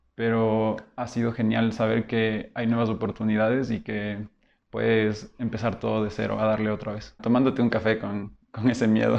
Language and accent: Spanish; Loja, Ecuador; also born or lived in Quito, Ecuador; venir de Quito, soy quiteño, y a los 10 años ir a vivir en Loja